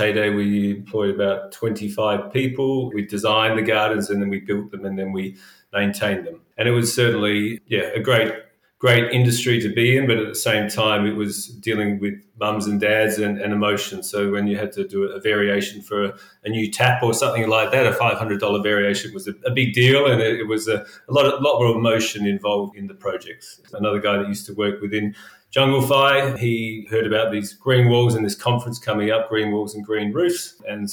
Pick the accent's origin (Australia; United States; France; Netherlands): Australia; Adelaide, South Australia; moved away as an adult; also born or lived in London; now in Sydney, Australia; I grew up in Adelaide